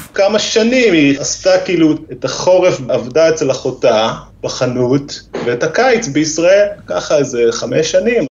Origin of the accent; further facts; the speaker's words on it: Israel; moved away as an adult; also born or lived in Norway; now in Lærdal area, Norway; אני כאילו באתי לנורבגיה, ישראלי